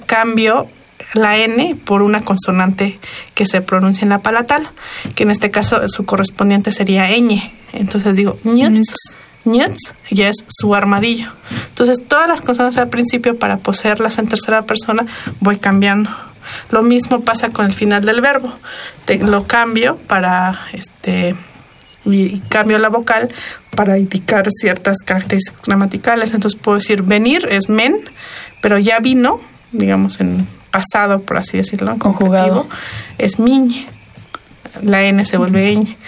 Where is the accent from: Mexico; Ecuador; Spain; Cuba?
Mexico; Sierra Norte de Oaxaca; la parte más hacia el norte, que es mi pueblo, que está en, Oaxaca, en la Sierra Norte de Oaxaca